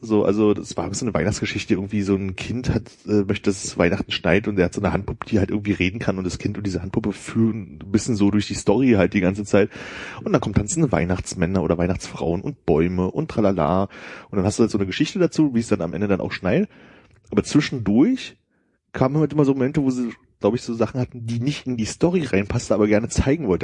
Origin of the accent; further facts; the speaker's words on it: GDR, East Germany, Germany; born or raised there